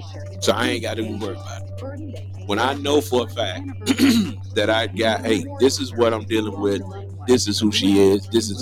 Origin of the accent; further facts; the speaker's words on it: Mississippi, United States; moved away as an adult; I'm from Bays, Mississippi.